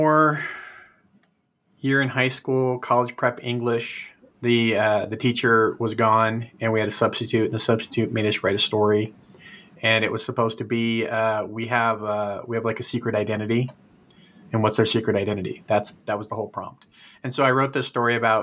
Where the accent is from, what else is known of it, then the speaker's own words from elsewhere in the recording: Fresno, California, United States; moved away as an adult; also born or lived in Chicago / Tennessee; I grew up in Fresno.